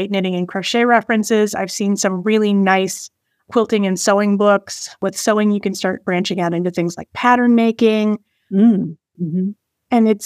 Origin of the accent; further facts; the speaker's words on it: Chicago suburbs, Illinois, United States; moved away; I'm originally from the Chicago suburbs